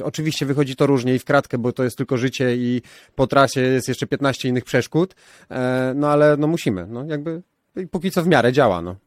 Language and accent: Polish; Warsaw, Masovian Voivodeship, Poland; wychowałem się na chomiczówce